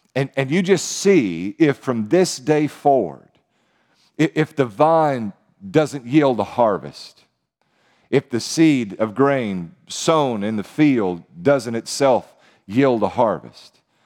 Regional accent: United States; as American Christians

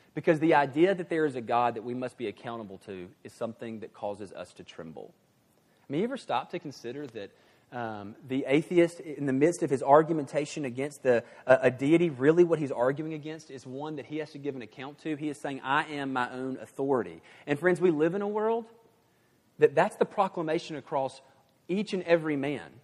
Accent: the South, United States; in the nice moral South, I was raised to be a, uh, what I like to call a good old boy.

